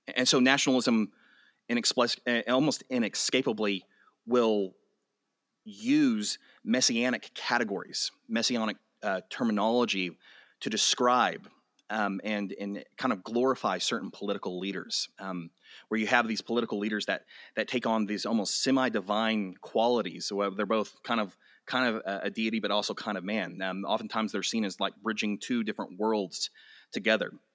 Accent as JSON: {"language": "English", "town": "Amarillo", "region": "Texas", "country": "United States", "tie": "born or raised there", "said": "I was born and raised in Amarillo"}